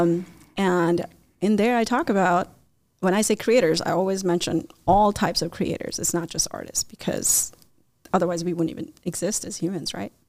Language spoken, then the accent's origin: English; India; also born or lived in Chicagoland area; now in Chicago, United States; I grew up in India